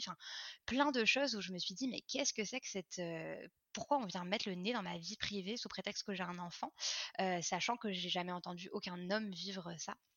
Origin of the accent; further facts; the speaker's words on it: France; moved away as an adult; now in Montreal, Canada; je suis française d'origine mais je vis à Montréal depuis 9 ans